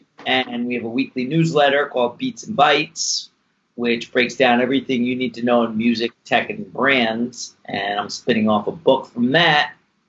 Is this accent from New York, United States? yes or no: yes; New York City, New York, United States; also born or lived in Westchester, New York / California; I grew up in Brooklyn, New York. I'm like a New Yorker, thick and thin. And when I was about 12, I moved out to Westchester. And so I'm a New York guy.